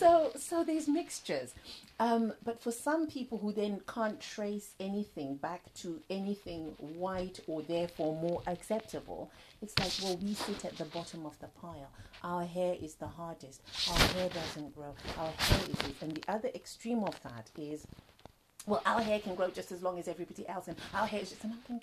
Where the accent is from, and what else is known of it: Zimbabwe